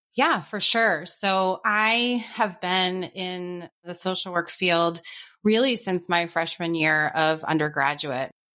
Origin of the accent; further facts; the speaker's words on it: New Hampshire, United States; moved away; also born or lived in New York City / Charleston; growing up in New Hampshire, I had never experienced a city atmosphere